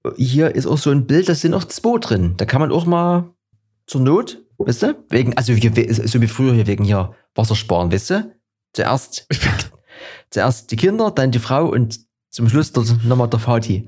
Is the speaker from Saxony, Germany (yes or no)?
yes; Dresden, Saxony, Germany; bei uns in Dresden